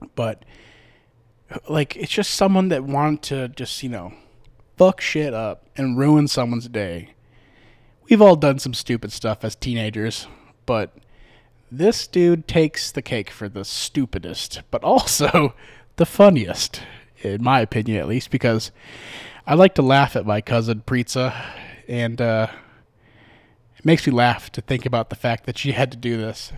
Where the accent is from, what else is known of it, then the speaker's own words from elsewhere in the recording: Midwest, United States; now in Las Vegas, United States; I'm from the Midwest